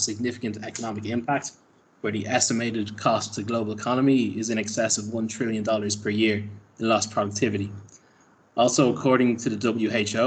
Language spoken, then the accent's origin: English; Ireland; moved away; my home country of Ireland